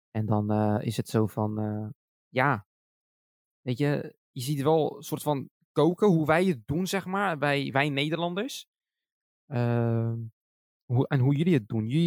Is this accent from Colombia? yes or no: no; Morocco; Ik ben zelf Marokkaans. En ik, eh, dagelijks eet ik Marokkaans.